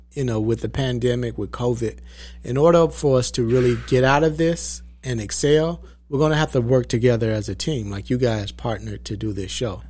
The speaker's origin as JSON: {"language": "English", "town": "Valdosta", "region": "Georgia", "country": "United States", "tie": "born or raised there", "lives_now": "Atlanta, United States", "said": "I was born in South Georgia. I was born in Valdosta. Uh, moved to Atlanta when I was about fourteen years old"}